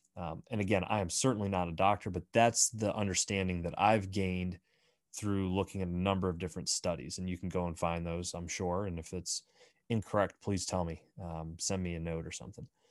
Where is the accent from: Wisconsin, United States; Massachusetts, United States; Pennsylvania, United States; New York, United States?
Pennsylvania, United States; Bradford; moved away; some friends that I grew up with back in my hometown of Bradford, Pennsylvania